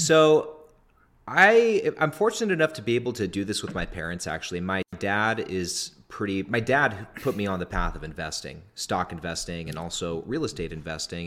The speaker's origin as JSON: {"language": "English", "region": "Northern California", "country": "United States", "tie": "born or raised there", "said": "a duplex in my hometown in Northern California"}